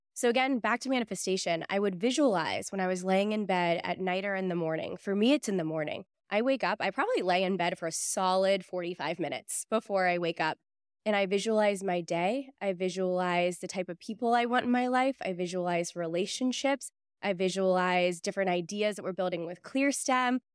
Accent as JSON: {"language": "English", "town": "Pittsburgh", "region": "Pennsylvania", "country": "United States", "tie": "born or raised there", "moved": "yes", "said": "I grew up in Pittsburgh"}